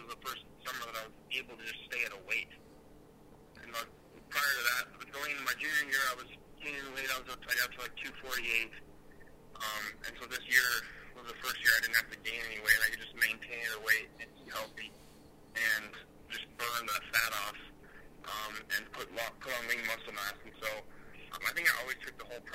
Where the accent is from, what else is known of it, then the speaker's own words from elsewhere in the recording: Wyoming, United States; Wyoming is what made me and is who I am today.